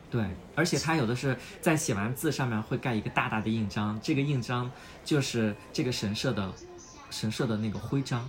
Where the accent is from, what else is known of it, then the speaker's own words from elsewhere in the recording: China; now in Japan; 我们小时候在国内 嗯。 长大的那种